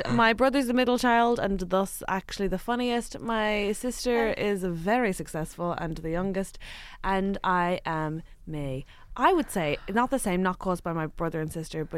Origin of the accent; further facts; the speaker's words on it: Ireland; we're Irish